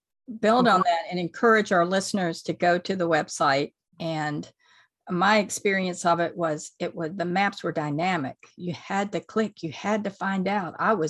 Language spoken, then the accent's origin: English; Georgia, United States; in my home state, the University of Georgia